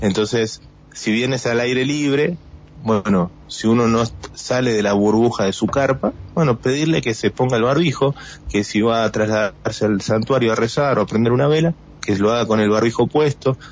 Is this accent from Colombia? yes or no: no; Buenos Aires, Argentina; moved away as an adult; now in Las Ovejas, Argentina; somos porteños los dos